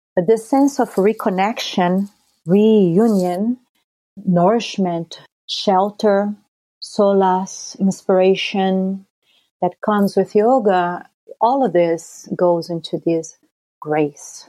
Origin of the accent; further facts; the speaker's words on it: Brazil; growing up in Brazil